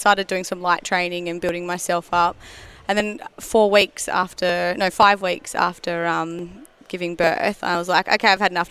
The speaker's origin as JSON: {"language": "English", "town": "Canberra", "region": "Australian Capital Territory", "country": "Australia", "tie": "born or raised there", "moved": "as an adult", "lives_now": "Western Australia, Australia", "said": "I'm from Canberra."}